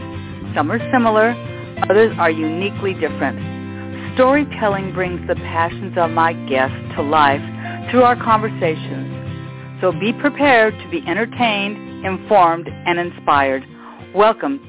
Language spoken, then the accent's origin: English; Los Angeles, California, United States; I've always lived in Los Angeles my entire life in my community of Westchester